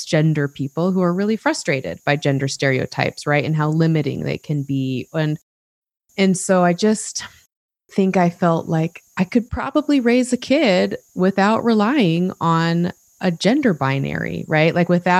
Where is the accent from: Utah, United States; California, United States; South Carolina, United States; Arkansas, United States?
Utah, United States; I grew up in Utah. I still live in Utah